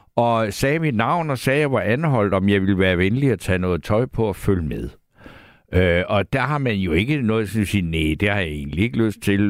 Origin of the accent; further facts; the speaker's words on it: Næstved, Zealand, Denmark; jeg selv er født i Næstved